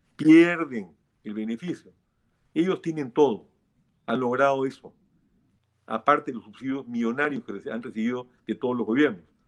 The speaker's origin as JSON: {"language": "Spanish", "country": "Peru", "said": "como peruano"}